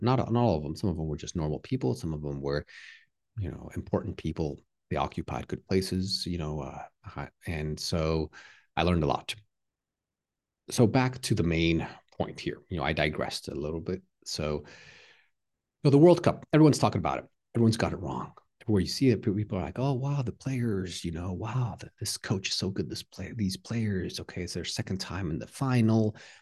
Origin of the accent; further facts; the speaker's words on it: Texas, United States; I'm from the U S, but I'm Mexican-American, so I'm, I don't have a, a dual citizenship. I'm American, um, but also Mexican, you know, from Texas.